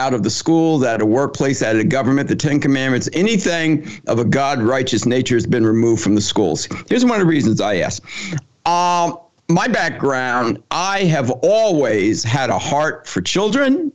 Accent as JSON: {"language": "English", "region": "New Jersey", "country": "United States", "also_born_or_lived": "Ohio", "moved": "as an adult", "said": "I'm from New Jersey"}